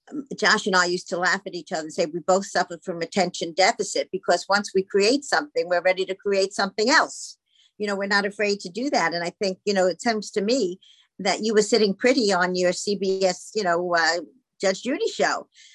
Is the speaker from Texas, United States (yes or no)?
no; Palm Beach, Florida, United States; you're from Naples, I'm from Palm Beach, and here we are.